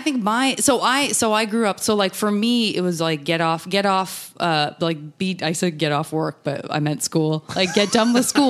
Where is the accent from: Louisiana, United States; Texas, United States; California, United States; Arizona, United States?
Arizona, United States; Tucson; Tucson, Arizona.